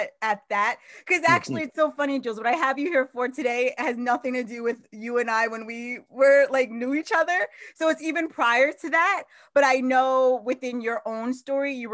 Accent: Long Island, New York, United States; I was actually born in Long Island, New York.

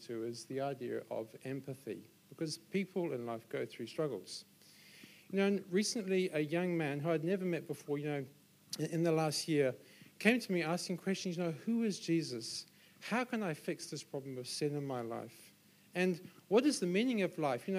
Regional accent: Solihull, West Midlands, United Kingdom; also born or lived in London; now in Auckland, New Zealand; I then moved back to my hometown in Solihull in England, which is 100 miles northwest of London.

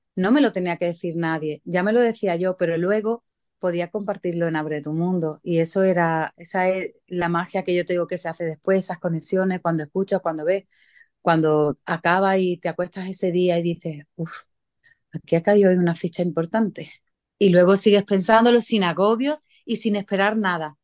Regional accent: San Pedro Alcántara, Andalusia, Spain; San Pedro, que es de donde yo soy.

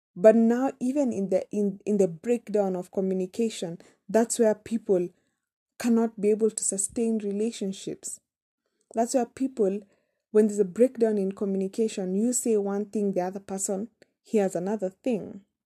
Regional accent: Kenya; we come from Kenya. We pronounce things differently.

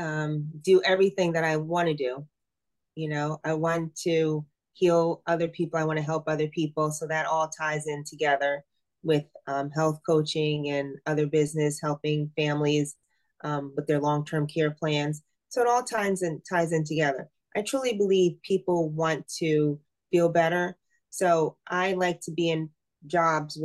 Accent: Scotch Plains, New Jersey, United States; I am very popular in Scotch Plains with my business and being on the board of ed and growing up in Scotch Plains.

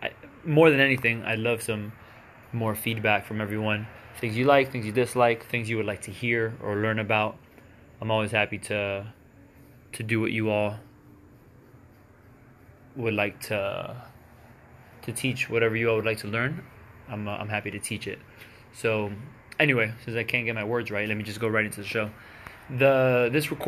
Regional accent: Miami, Florida, United States; born and raised in Miami, Florida

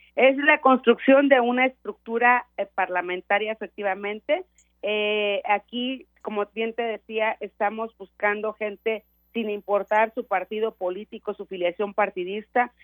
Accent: Veracruz, Mexico

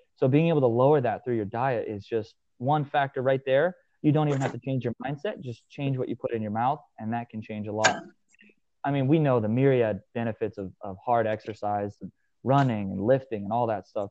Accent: Hastings, Nebraska, United States; I was born and raised in the middle of a small town in Nebraska, um, Hastings, Nebraska

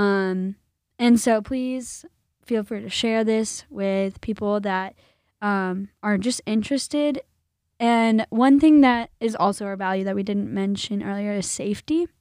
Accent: Illinois, United States; I grew up in the land of Lincoln

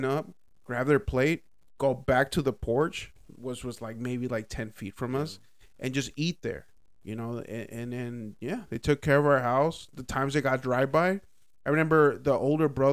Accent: Dallas, Texas, United States; growing up in Oak Cliff in that area, it was a little bit different compared to like, because like where I grew up, I guess it's like Central Oak Cliff

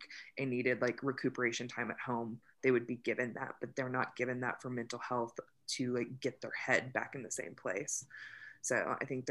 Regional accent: United States; I'm American and living in the United States

